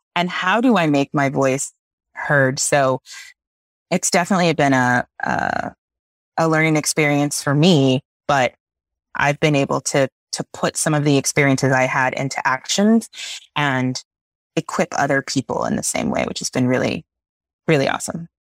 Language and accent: English; South Texas, United States; I grew up in South Texas